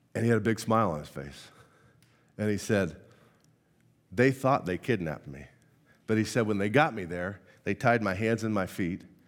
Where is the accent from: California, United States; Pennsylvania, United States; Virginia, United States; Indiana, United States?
Indiana, United States; moved away; I, I'm born and raised from Indiana.